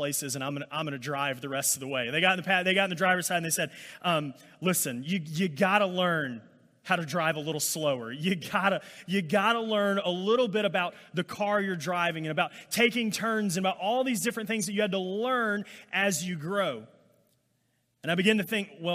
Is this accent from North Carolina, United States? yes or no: no; Alabama, United States; I grew up in Alabama